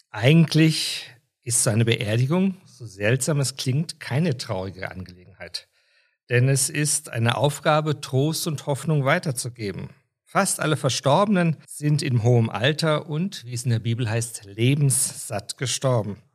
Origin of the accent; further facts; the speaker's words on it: Austria; Bei uns in Österreich ist diese Bezeichnung schon sehr, sehr lange in der Kirche üblich.